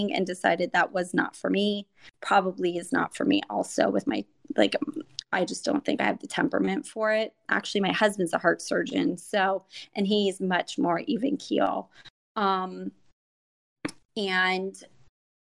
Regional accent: Miami, Florida, United States; moved away as an adult; now in Orlando, United States; I was born and raised in Miami, Florida. About 2 years ago, my husband and I moved up to the Orlando area

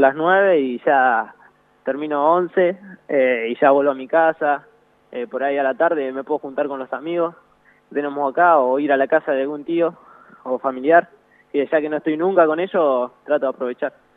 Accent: Tandil, Buenos Aires Province, Argentina; acá en Tandil, porque yo soy de Tandil

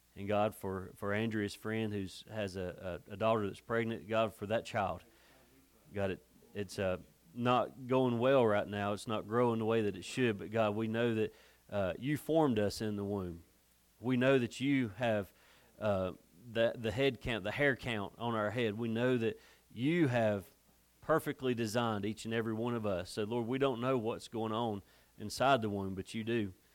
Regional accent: United States; I'm from America

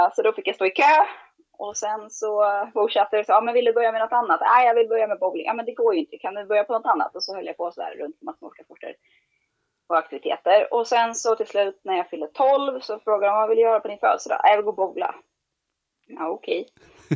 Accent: Sundbyberg, Stockholm County, Sweden; jag är uppvuxen i Sundbyberg

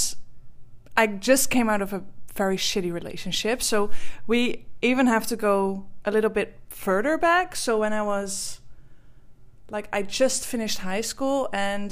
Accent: Netherlands; English is a second language; I am from the Netherlands, which you can maybe hear from my accent.

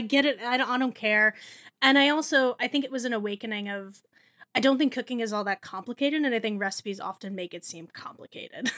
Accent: New Jersey, United States; I grew up in New Jersey

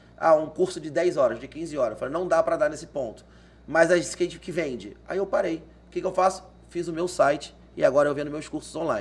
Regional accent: Rio de Janeiro, Brazil; accent: Carioca; moved away as an adult; now in Cuiabá, Brazil; Sou original do Rio de Janeiro, made in Rio, da Gema

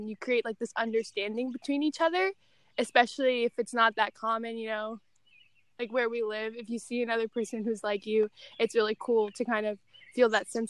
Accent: United States; My nationality, I'm American, but my mom was born in India. So her nationality, she's Indian. And then my dad, he's also American.

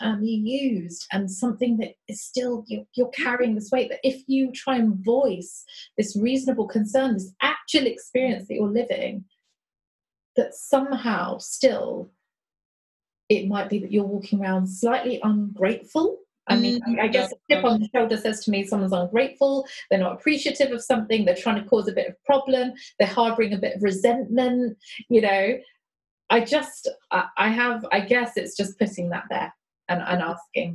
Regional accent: London, United Kingdom; I grew up in South London, a very kind of, you know, mixed area

